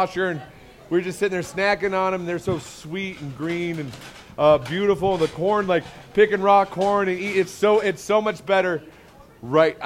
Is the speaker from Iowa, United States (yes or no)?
yes; Iowa, United States; moved away; I grew up in Iowa in the middle of the heartland, in the middle of corn country.